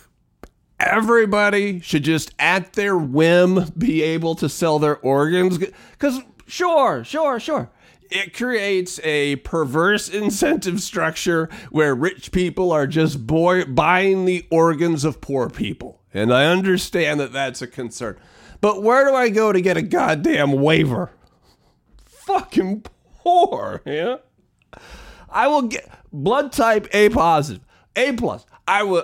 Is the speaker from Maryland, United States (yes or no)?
no; Spokane, Washington, United States; I call the hometown Spokaloo, but it's really Spokane, Washington